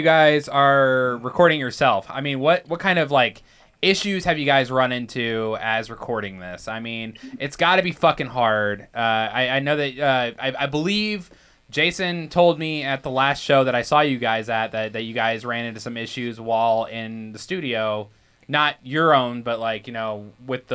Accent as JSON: {"language": "English", "town": "Danville", "region": "Illinois", "country": "United States", "moved": "yes", "lives_now": "Dubuque, United States", "said": "Riley and I are not originally from Iowa at all. Like, we're from Illinois. Okay. We come from a town called Danville."}